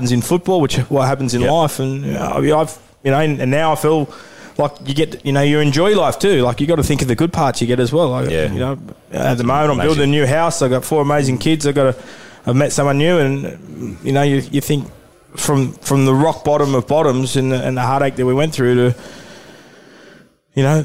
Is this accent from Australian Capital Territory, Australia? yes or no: no; Newcastle, New South Wales, Australia; I went to school with my with Sharni at the time and we grew up in Newcastle